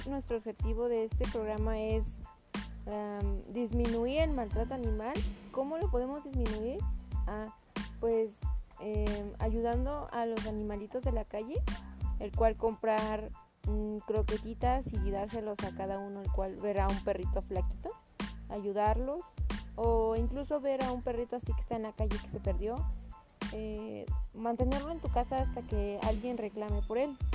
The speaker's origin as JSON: {"language": "Spanish", "country": "Mexico", "said": "aquí en México"}